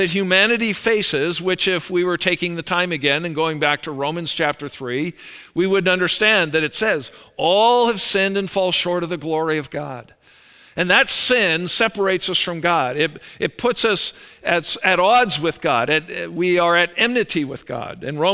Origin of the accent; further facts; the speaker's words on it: Calgary, Alberta, Canada; I was born up in Calgary, Alberta